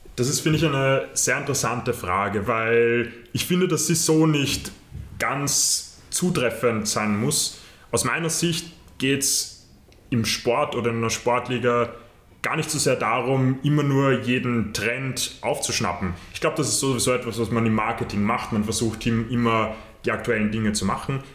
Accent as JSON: {"language": "German", "country": "Austria", "said": "bei uns in Österreich"}